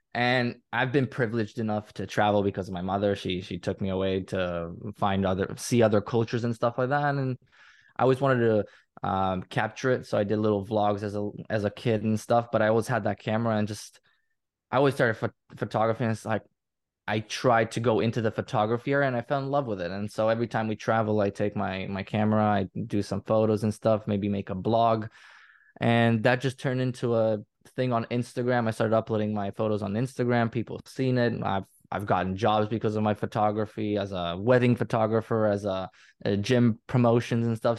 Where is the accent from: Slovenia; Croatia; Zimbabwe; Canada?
Croatia; English is a second language; I'm from Croatia, I live in Croatia in my, in my entire life